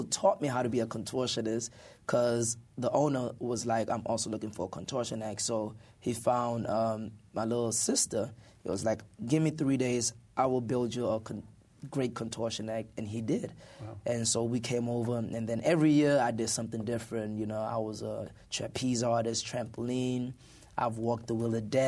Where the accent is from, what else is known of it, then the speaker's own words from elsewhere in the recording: South Africa; moved away; we even visited South Africa, my home country.